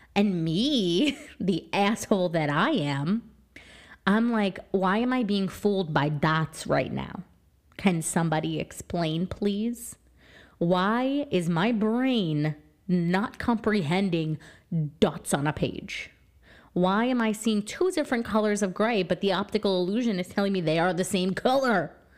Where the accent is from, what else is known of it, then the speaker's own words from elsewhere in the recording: New Jersey, United States; I am from New Jersey